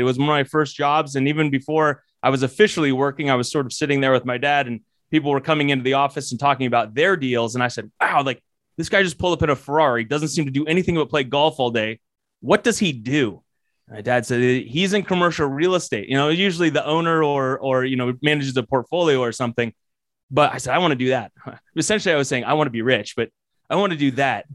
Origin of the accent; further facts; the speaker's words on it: Colorado, United States; I'm originally from Colorado